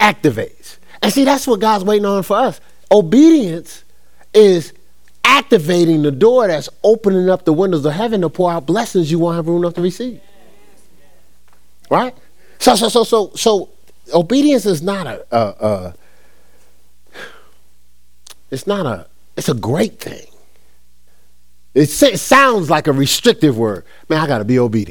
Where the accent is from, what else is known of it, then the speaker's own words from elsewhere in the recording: Newark, New Jersey, United States; born and raised in Newark, New Jersey